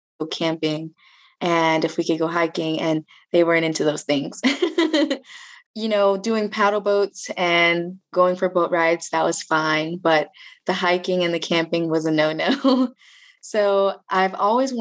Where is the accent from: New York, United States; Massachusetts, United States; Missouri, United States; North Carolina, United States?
North Carolina, United States; Raleigh; moved away as an adult; now in Boone, United States; I'm from Raleigh, North Carolina, originally.